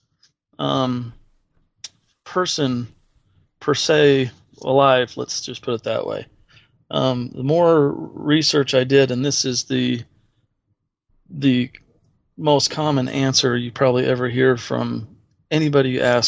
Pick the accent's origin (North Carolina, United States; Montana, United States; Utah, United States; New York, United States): Utah, United States; Salt Lake City; also born or lived in Sacramento, California; My folks decided it was getting too busy in California and moved us out here into the middle of nowhere at the time, Salt Lake City, Utah.